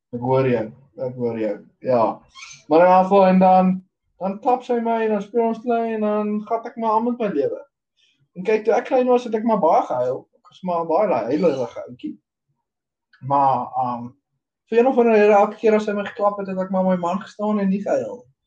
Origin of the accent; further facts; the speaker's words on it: Meyerton, Gauteng, South Africa; ek het ook in Meyerton groot geword.